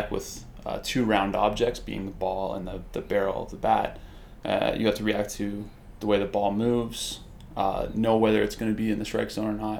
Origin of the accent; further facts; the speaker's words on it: Mississauga, Ontario, Canada; I grew up in Mississauga, and I started baseball when I was about 11 years old